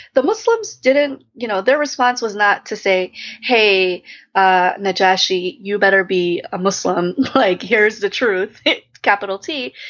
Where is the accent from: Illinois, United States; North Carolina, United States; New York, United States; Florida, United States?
Illinois, United States; Chicago; I'm from suburban Chicago